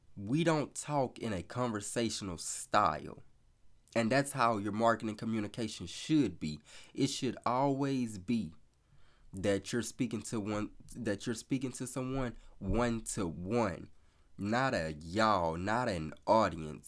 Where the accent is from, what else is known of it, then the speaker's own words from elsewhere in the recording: the South, United States; I'm from the South, so I say y'all